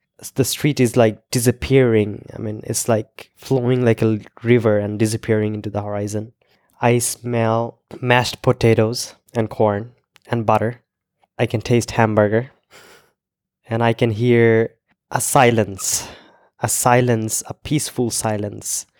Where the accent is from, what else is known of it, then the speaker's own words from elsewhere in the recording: Bangladesh; first language Bengali; English is a second language; also born or lived in Iowa; I'm from Bangladesh.